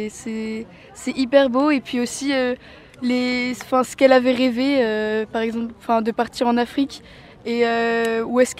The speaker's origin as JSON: {"language": "French", "town": "Ossès", "region": "Nouvelle-Aquitaine", "country": "France", "said": "Moi, je suis d'Ossès et je viens de Baïgorry à Donostia."}